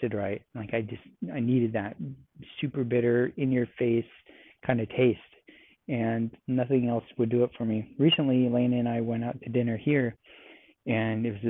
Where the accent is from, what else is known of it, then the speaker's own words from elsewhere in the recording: California, United States; now in Texas, United States; I'm from California